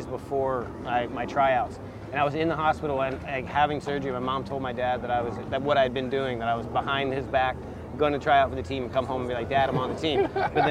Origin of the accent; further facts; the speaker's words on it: Gulf Breeze, Florida, United States; moved away as an adult; also born or lived in San Diego / Carlsbad / Encinitas; It was good. It was good for skateboarding because it was a beach town